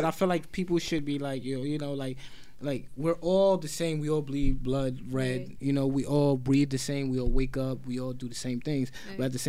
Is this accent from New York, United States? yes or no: yes; New York City, New York, United States; moved away; also born or lived in Georgia; I'm coming from Brooklyn.